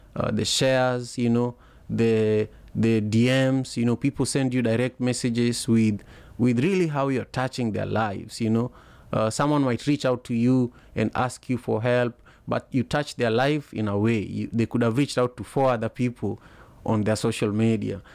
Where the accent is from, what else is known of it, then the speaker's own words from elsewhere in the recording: Kenya; I remember as a kid growing up in Manyata, uh, you know, it's a neighborhood, the neighborhood I grew up